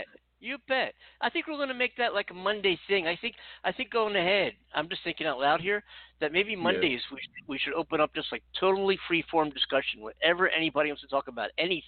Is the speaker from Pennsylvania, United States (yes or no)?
yes; Philadelphia, Pennsylvania, United States; because I'm from Philadelphia and none of the Sixers are in the playoffs